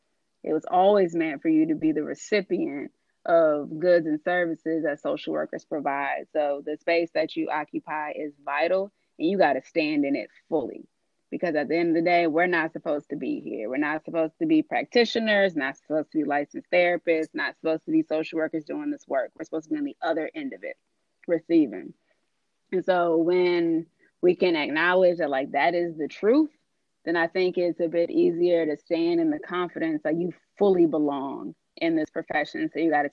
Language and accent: English; California, United States; I left home because I knew I'm from California.